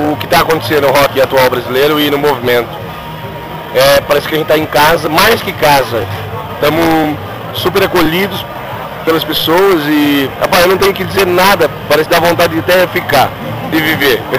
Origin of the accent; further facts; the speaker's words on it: Brazil; now in Portugal; É, é assim, eu sou brasileiro.